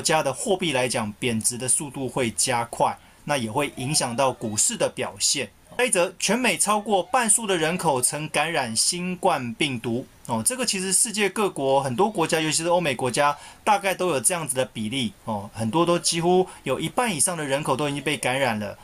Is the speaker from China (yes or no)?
no; Taiwan; 我们台湾这边